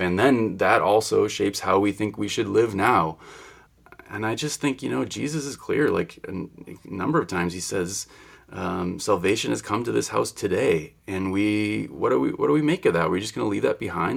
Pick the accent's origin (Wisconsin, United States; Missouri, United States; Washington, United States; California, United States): Wisconsin, United States; moved away; I come from Wisconsin